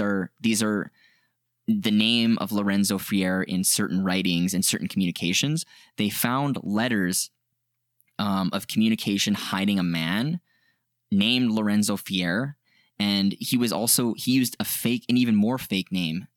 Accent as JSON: {"language": "English", "country": "Canada", "said": "we're from Canada"}